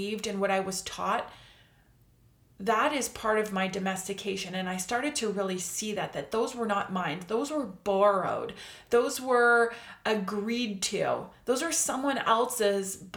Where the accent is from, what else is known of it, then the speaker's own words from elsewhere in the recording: Canada; I'm Canadian